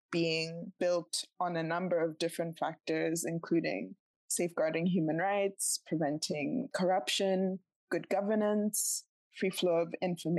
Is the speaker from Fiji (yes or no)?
no; Botswana; I grew up in Botswana